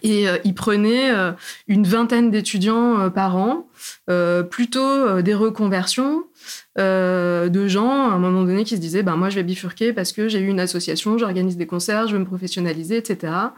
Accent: Clermont-Ferrand, Auvergne-Rhône-Alpes, France; moved away as an adult; moi, je viens du centre de la France, euh, en Auvergne. Je suis née à Clermont-Ferrand

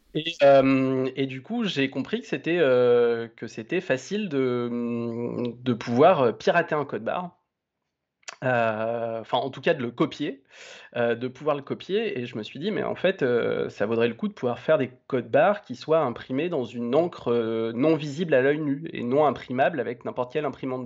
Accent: Romans-sur-Isère, Auvergne-Rhône-Alpes, France; now in Lyon, France; j'ai euh, grandi euh, donc dans la banlieue de hum, Romans-sur-Isère, qui est donc dans la Drôme

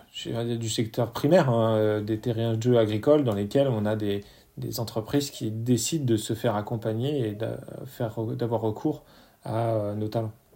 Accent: France; chez nous en France

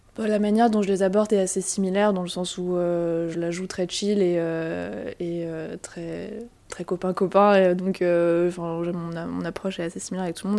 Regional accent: Strasbourg, Grand Est, France; moved away as an adult; also born or lived in Milan / Toulouse; now in Paris, France; je viens de Strasbourg, de l'Alsace

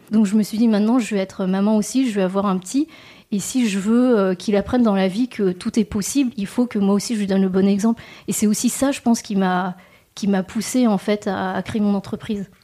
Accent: Rennes, Brittany, France; also born or lived in Messac; J'ai grandi à Rennes et j'ai fait toutes mes études à Rennes aussi

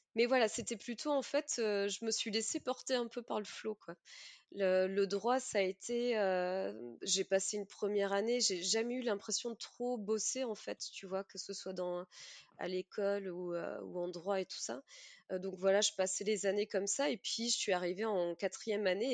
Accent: Mimizan, Nouvelle-Aquitaine, France; moved away; also born or lived in Australia; Alors moi, j'ai grandi à Mimizan, donc Mimizan et Contis, une petite ville des Landes en bord de mer

